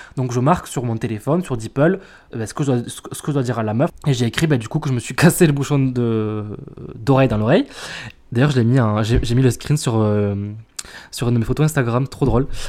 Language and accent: French; France; on est français